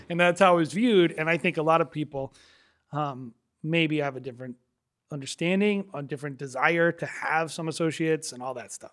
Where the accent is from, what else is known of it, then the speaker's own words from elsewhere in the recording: New England, United States; we're from New England